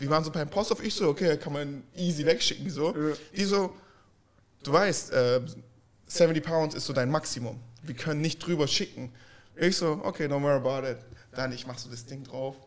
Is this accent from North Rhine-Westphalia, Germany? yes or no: no; Stuttgart, Baden-Württemberg, Germany; ich komme ja aus Stuttgart. Bei uns ist es ja sehr, sehr spießig